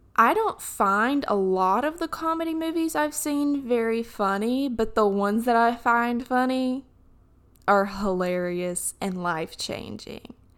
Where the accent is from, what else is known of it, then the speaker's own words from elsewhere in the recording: Alabama, United States; accent: southern; when I talk about Alabama, my accent gets a little bit thicker